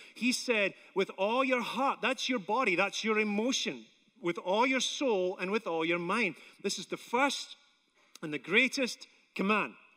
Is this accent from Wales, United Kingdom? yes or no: no; Scotland, United Kingdom; now in United States; I'm Scottish